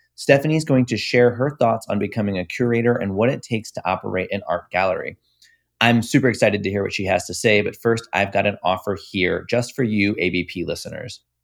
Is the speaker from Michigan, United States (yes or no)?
no; Tampa Bay area, Florida, United States; I'm from the Tampa Bay area